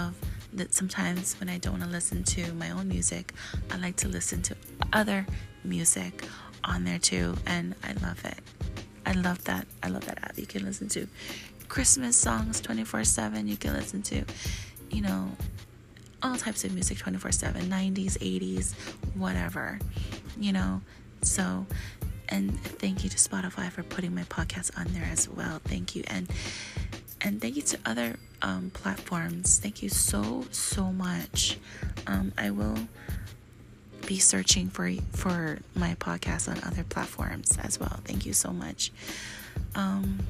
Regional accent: Hawaii, United States; I'm from Hawaii and we like to talk story all the time to our friends and family

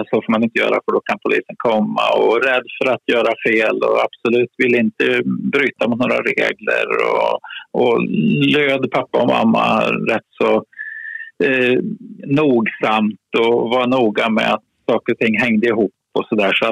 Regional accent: Kisa, Östergötland, Sweden; moved away; Jag är född i Kisa i Östergötland, södra Östergötland. Ett litet samhälle på 5000 personer ungefär om man räknar omgivningarna. En trygg och bra miljö att växa upp i.

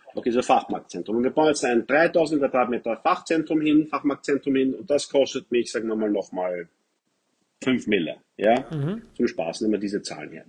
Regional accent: Wiener Neudorf, Lower Austria, Austria; ich bin aufgewachsen in Wiener Neudorf

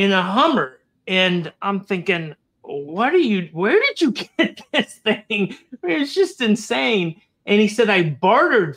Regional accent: Florida, United States; I grew up in Florida. I was a native Floridian growing up

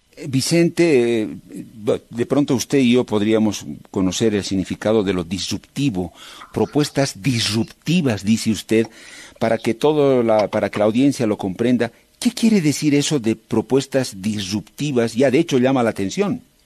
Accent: Bolivia

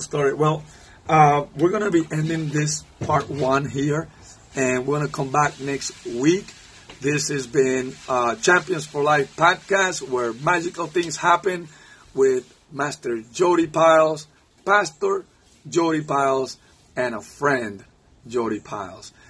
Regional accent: Cuba; English is a second language; now in Virginia, United States; I'm from Cuba, and so my Spanish and English get a little bit mixed up there sometimes.

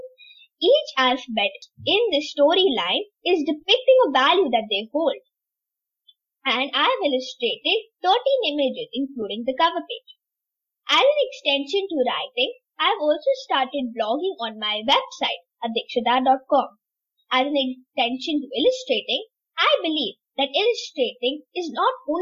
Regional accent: Tamil Nadu, India; now in Dubai, United Arab Emirates; I'm in UAE, Dubai right now, but I'm originally from India, Tamil Nadu

